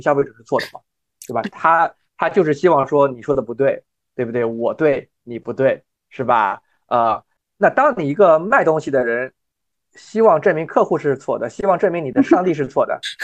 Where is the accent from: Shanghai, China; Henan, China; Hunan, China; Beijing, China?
Shanghai, China; also born or lived in Michigan, United States / North Carolina, United States; now in New York, United States; 我自己呢是中国上海长大的